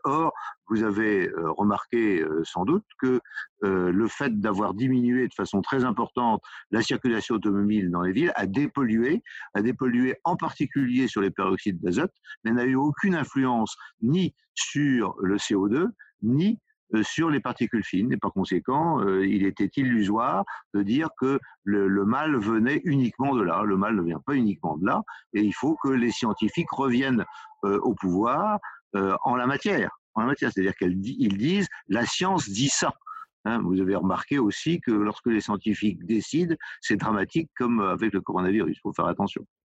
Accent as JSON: {"language": "French", "area": "Côtes-d'Armor", "region": "Brittany", "country": "France", "said": "je suis des Côtes d'Armor euh, à, près de Guingamp et de Saint-Brieuc"}